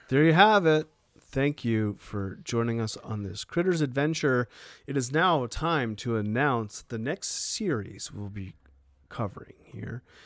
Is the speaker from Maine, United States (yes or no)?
yes; Maine, United States; moved away; my home state, state of Maine